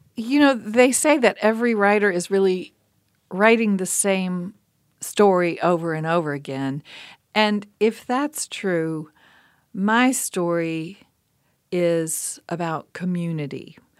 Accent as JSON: {"language": "English", "region": "Appalachia", "country": "United States", "said": "as an Appalachian woman"}